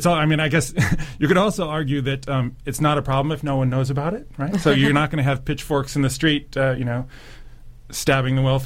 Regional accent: United States; also born or lived in Germany; now in New Zealand; being an American

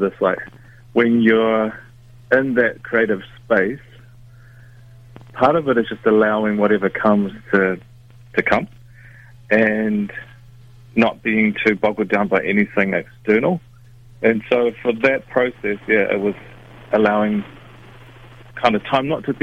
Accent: Whanganui, Manawatū-Whanganui, New Zealand; Growing up in Whanganui, you know, we're right by the river

